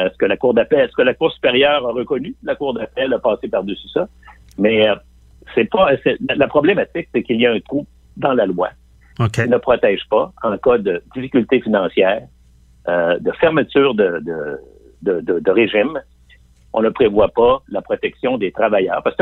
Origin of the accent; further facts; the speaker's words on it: Limoilou, Quebec, Canada; Euh, moi-même, je viens de Limoilou. Je viens de, je viens de ce qu'on appelle l'Anglopole à trois coins de rue.